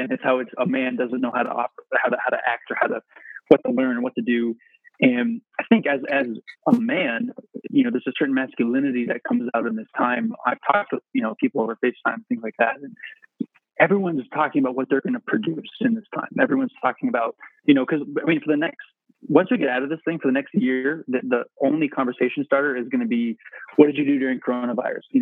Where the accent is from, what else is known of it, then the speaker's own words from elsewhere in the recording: England, United Kingdom; Uh, we're English, so John and I were taught a cheetia